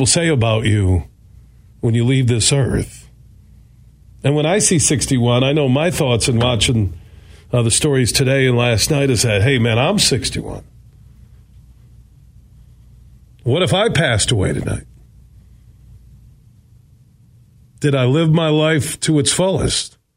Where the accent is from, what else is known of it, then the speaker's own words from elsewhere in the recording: Burton Heights, Sparta, Michigan, United States; I moved from Burton Heights to Sparta, Michigan